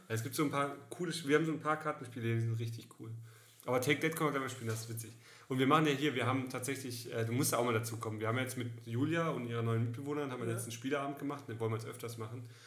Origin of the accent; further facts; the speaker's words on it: Karlsruhe, Baden-Württemberg, Germany; moved away; ich war in der Heimat unten in, äh, in Karlsruhe